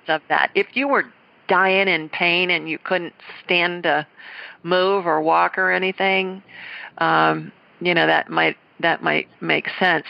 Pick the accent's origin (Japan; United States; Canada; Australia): United States; Columbus, Ohio; I'm from Columbus, Ohio, and I, and I graduated from the Ohio State University